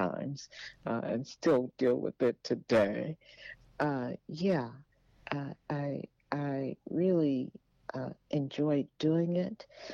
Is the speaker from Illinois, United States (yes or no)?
no; Dallas, Texas, United States; also born or lived in Oklahoma; I lived in Oklahoma as a child for a bit, but I was born, mainly raised in Dallas